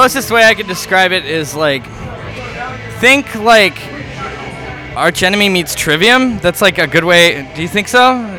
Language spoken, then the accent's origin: English; West Coast, United States; moved away as an adult; Because I'm from the West Coast.